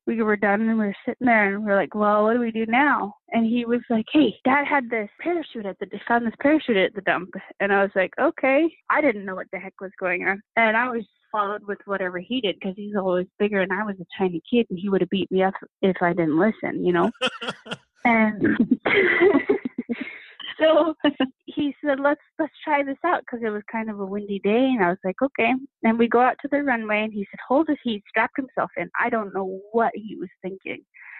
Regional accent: Alaska, United States; Back when I was growing up, you know, we had one single TV in the house and it was, I want to say, one channel when I was little, really little.

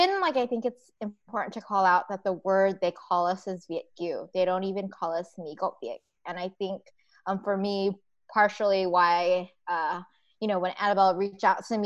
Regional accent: United States; I am American and was born in the United States.

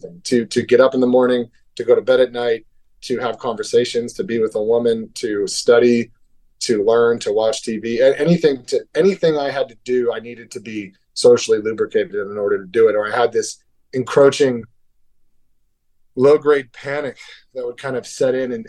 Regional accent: Hermosa Beach, California, United States; also born or lived in Beverly Hills, California; I'm from Hermosa Beach, California

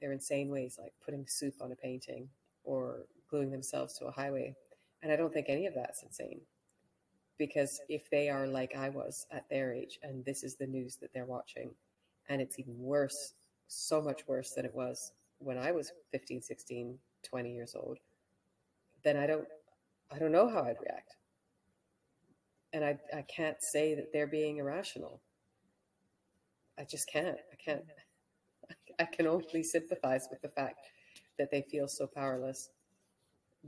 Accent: Canada; moved away; also born or lived in Hong Kong; I grew up in Canada

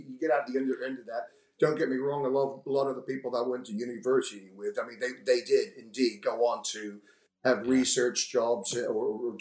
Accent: Houston, Texas, United States; also born or lived in London; now in Bromley, United Kingdom; my father, my sister, in fact, we're all from Texas, Houston. My mother is from Croydon

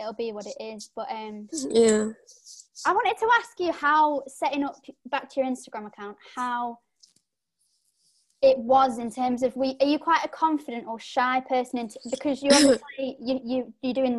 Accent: United Kingdom; we're British.

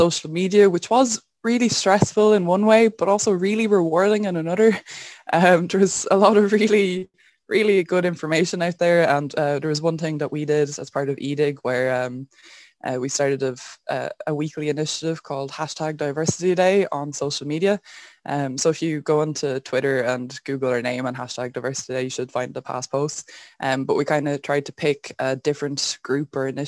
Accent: Wexford, Leinster, Ireland; I'm from Wexford

